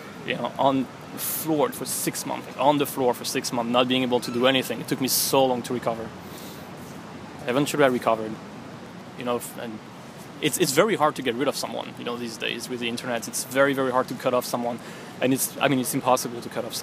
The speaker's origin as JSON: {"language": "English", "town": "Montpellier", "region": "Occitania", "country": "France", "moved": "as an adult", "lives_now": "New York, United States", "said": "I'm from Montpellier, France."}